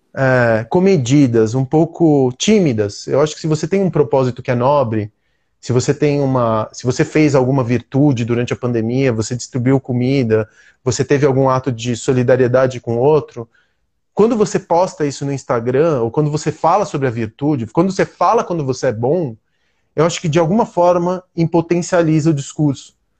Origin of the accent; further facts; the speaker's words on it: Brazil; aqui no Brasil a gente está num lugar de privilégio